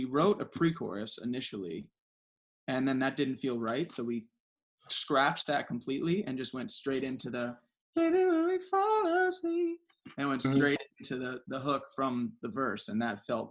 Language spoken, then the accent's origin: English; South Florida, United States; I grew up in South Florida